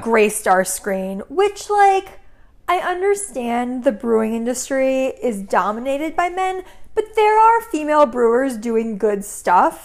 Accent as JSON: {"language": "English", "region": "Connecticut", "country": "United States", "tie": "born or raised there", "moved": "yes", "said": "I grew up in Connecticut"}